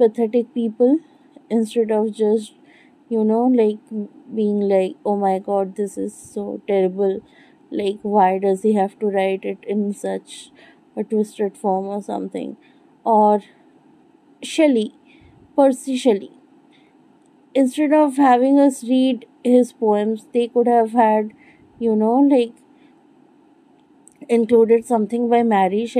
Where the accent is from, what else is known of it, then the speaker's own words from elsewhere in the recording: Bengal, India; I'm not a white person. I'm Indian. I'm Bengali, to be specific.